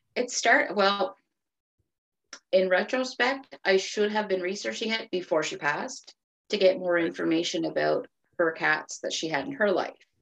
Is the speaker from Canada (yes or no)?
yes; Cape Breton, Nova Scotia, Canada; moved away as an adult; now in Fredericton, Canada; I am originally from Cape Breton, Nova Scotia, which is a little island on the tip of Nova Scotia. If you've heard of the Cabot Trail, that's where I grew up